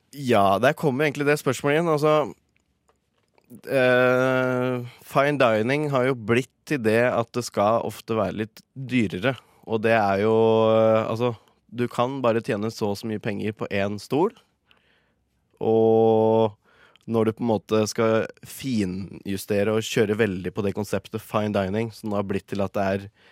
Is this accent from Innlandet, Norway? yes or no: yes; Gjøvik, Innlandet, Norway; moved away as an adult; now in Oslo, Norway; jeg kom fra Gjøvik, så jeg starta der.